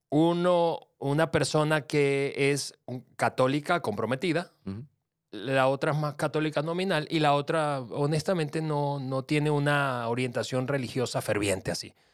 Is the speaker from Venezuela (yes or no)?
yes; Venezuela; also born or lived in Mexico; yo que soy venezolano-mexicano